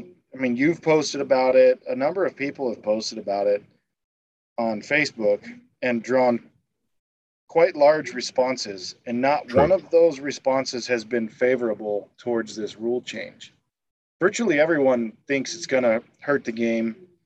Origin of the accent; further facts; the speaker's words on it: United States; They don't seem to hold any disdain for me as an American, which is nice.